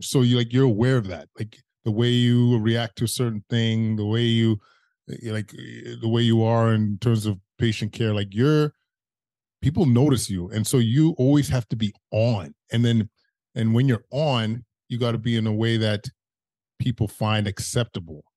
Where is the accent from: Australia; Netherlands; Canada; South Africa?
Canada; Edmonton, Alberta; now in Ottawa, Canada; growing up in Edmonton, you kind of have a, you, you, you have a racist existence